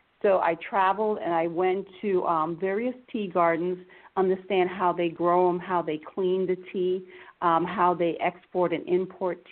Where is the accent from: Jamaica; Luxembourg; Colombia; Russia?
Jamaica; now in Florida, United States; originally, I'm from Jamaica, West Indies, and I grew up drinking tea